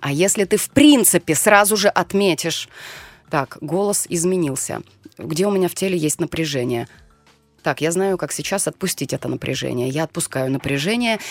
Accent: Siberia, Russia; accent: Siberian; Даже говорок могу себе позволить допустить сибирский, потому что я из Сибири

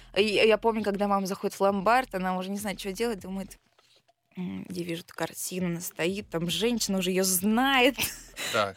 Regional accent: Belgorod, Belgorod Oblast, Russia; also born or lived in Kharkiv, Ukraine; я родилась в Украине, жила в Харькове, потом переехала в 2014 году в Белгород

